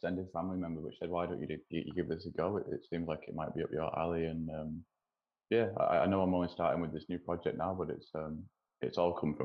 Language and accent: English; Wigan, North West England, United Kingdom; moved away as an adult; also born or lived in New Zealand; now in Montreal, Canada; I'm from Wigan, but like you said, I've lived a little bit all over